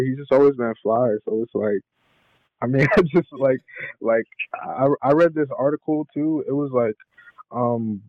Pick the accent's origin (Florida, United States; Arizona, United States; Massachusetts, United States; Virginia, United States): Virginia, United States; Burke; now in Atlanta, United States; I'm from Burke, Virginia